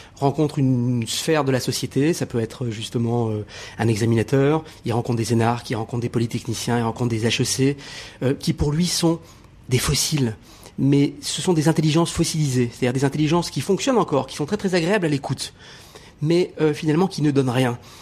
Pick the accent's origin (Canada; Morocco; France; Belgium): Morocco; je suis né au Maroc